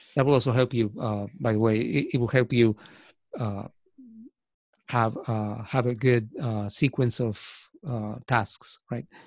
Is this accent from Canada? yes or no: no; Argentina; first language Spanish; English is a second language; moved away as an adult; also born or lived in United States; now in Ireland; I was born in Argentina